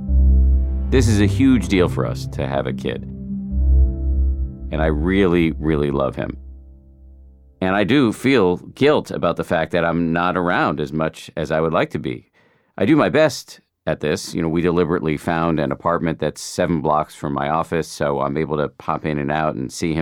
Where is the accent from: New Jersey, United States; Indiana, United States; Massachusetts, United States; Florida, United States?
Massachusetts, United States; Boston; moved away; I grew up in Boston and my parents are still there.